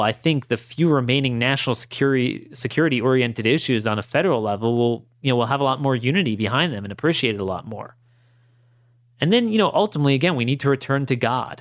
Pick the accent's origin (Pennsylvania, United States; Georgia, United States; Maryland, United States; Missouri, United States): Maryland, United States; Baltimore County; in my hometown, um, Baltimore County